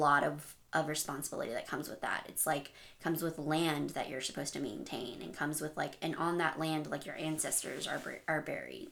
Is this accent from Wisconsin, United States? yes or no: no; El Paso, Texas, United States; I grew up in El Paso right next to the border of Juarez